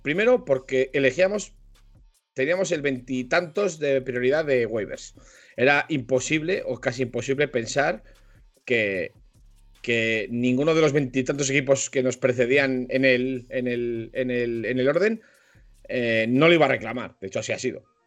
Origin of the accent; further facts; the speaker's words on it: Spain; Yo, como buen español y mucho español